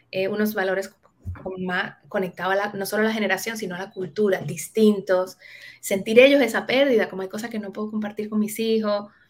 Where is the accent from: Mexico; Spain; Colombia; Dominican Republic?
Dominican Republic; Cibao; yo sí crecí en un barrio en Dominicana, yo, crecí como muy eh, metida en la cultura del Cibao